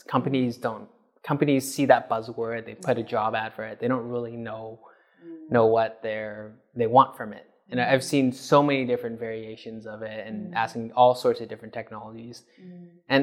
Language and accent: English; Canada; moved away; I grew up in Canada